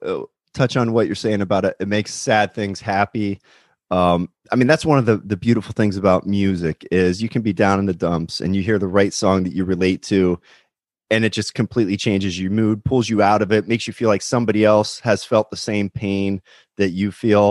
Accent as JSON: {"language": "English", "region": "California", "country": "United States", "said": "especially now during these lockdowns as a Californian."}